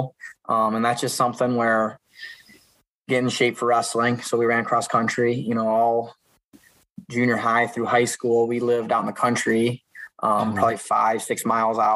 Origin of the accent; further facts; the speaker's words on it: Epworth, Iowa, United States; also born or lived in Dubuque, Iowa; So just growing up in Dubuque, my dad had a little tumbling mat, and he'd have, you know, me and the brothers wrestle out in the living room on the mat. And then when we moved out to Epworth in the country